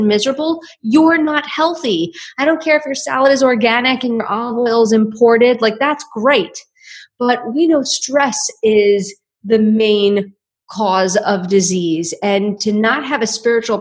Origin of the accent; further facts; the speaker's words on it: New York City, New York, United States; now in Austin, United States; I'm from Staten Island.